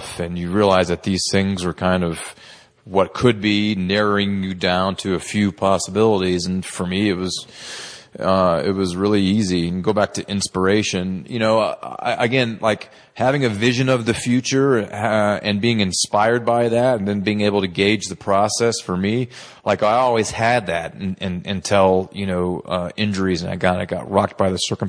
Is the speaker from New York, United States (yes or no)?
no; Texas, United States; a young male growing up in Texas